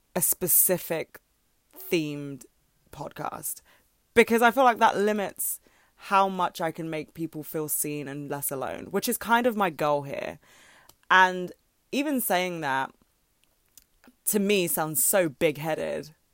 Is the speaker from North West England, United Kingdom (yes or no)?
no; London, United Kingdom; I'm from London